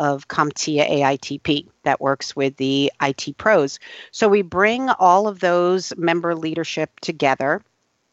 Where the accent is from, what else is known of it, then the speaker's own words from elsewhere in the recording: New York, United States; as a New Yorker